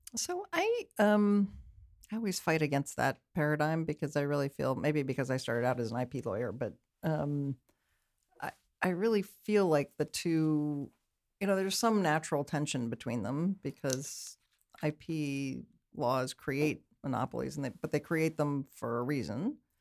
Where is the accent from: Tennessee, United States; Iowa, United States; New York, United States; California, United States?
California, United States; Berkeley; also born or lived in Oakland, California; I grew up in Berkeley, technically